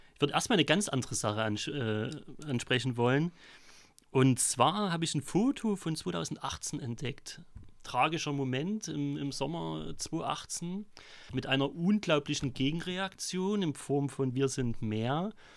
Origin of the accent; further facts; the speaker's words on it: Vogtland, Saxony, Germany; moved away as an adult; also born or lived in Weimar; now in Chemnitz, Germany; komme aber aus dem Vogtland, mein Dialekt lässt sich nicht verschleiern.